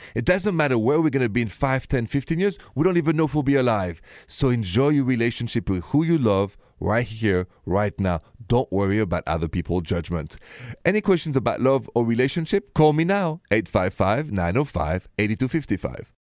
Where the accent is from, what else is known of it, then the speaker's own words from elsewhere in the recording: Paris, Île-de-France, France; accent: thick accent; moved away; Paris, where I'm from, with my thick accent, the city of love, the city of light